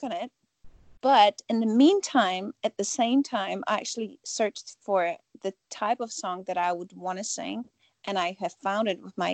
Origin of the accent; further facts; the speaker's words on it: Poland; growing up in Poland